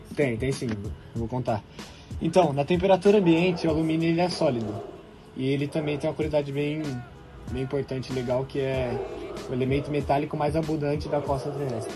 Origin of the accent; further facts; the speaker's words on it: Rio de Janeiro, Brazil; Sou de Laranjeiras, Rio de Janeiro